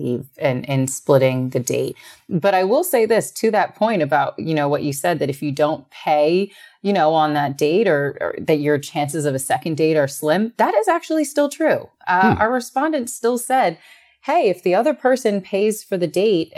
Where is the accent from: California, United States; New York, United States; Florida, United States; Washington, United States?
New York, United States; being a New Yorker